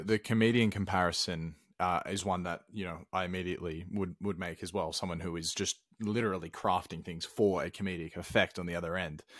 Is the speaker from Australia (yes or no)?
yes; Australia; now in Sweden; I'm from Australia